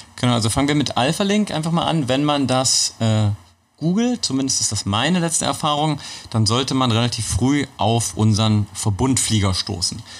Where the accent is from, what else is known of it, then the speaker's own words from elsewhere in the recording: Magdeburg, Saxony-Anhalt, Germany; ich bin in Magdeburg geboren.